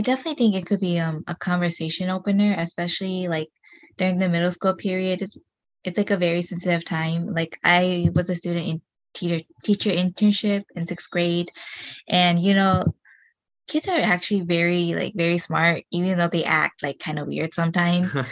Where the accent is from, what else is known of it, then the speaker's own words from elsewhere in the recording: United States; first language Hmong; you're you're born here